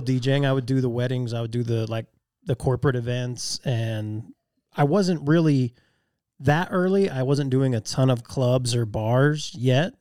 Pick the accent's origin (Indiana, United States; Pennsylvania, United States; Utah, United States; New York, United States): Utah, United States; Magna; also born or lived in West Valley City; I moved out of Magna for two years in junior high school and lived in West Valley, and then we moved back.